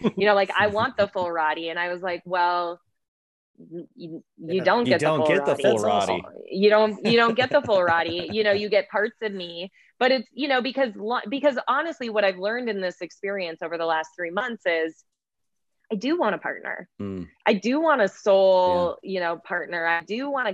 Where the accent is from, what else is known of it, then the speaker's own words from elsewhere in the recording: Midwest, United States; I was raised in the Midwest